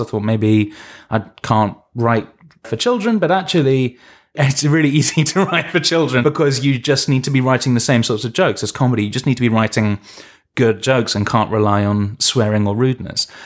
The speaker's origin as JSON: {"language": "English", "region": "London", "country": "United Kingdom", "said": "I'm from London"}